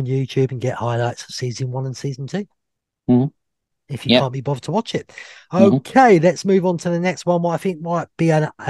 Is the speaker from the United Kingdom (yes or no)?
yes; England, United Kingdom; I'm English.